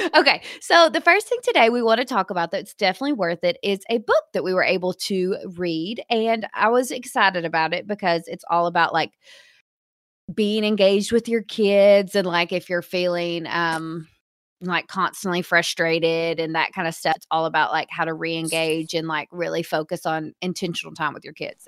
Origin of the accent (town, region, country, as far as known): Hot Springs, Arkansas, United States